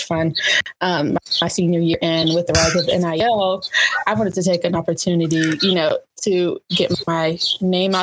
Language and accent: English; Sarasota, Florida, United States; moved away as an adult; also born or lived in Alabama; I grew up in Sarasota, Florida, Newtown